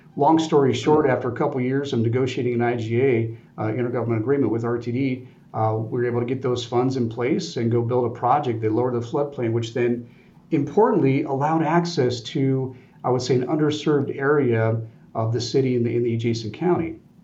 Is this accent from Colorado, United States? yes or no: yes; Colorado, United States; growing up in Colorado, uh, Air Force Academy right down the road